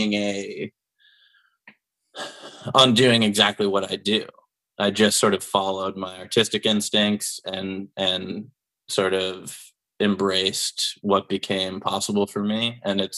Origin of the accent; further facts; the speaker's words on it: Pittsburgh, Pennsylvania, United States; moved away as an adult; now in Austin, United States; I grew up in Pennsylvania. I'm from Pittsburgh.